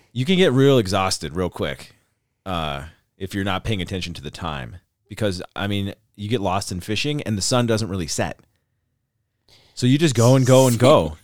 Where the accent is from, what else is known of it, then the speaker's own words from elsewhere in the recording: Montana, United States; moved away; also born or lived in Tucson / Anchorage; I grew up in Montana